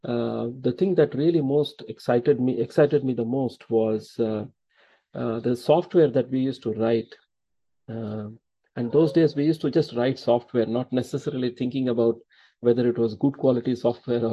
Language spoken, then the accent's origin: English; Thanjavur district, Tamil Nadu, India; We hail from Thanjavur district